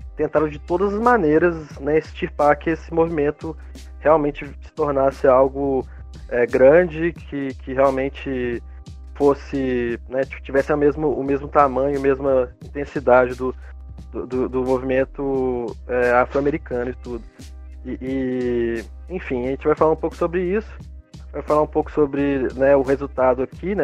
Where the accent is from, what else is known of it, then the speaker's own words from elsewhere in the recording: Brazil; como brasileiro